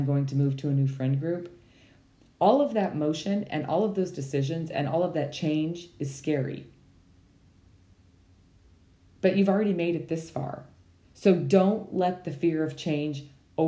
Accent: Montana, United States; I was raised in Montana

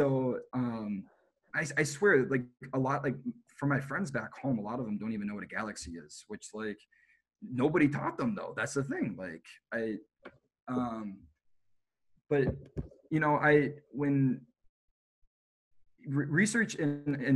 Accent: Minnesota, United States; moved away; also born or lived in Boulder, Colorado; I'm from Minnesota.

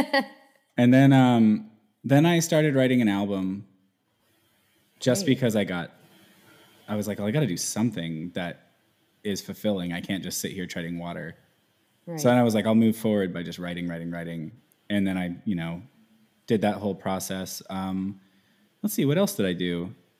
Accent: Houston, Texas, United States; moved away as an adult; also born or lived in Dallas, Texas; now in Seattle, United States; I was born in Houston, Texas

